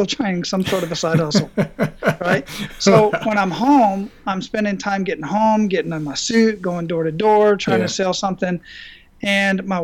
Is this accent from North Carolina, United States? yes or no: no; Phoenix, Arizona, United States; moved away; I grew up in Phoenix, Arizona, born and raised, rough environment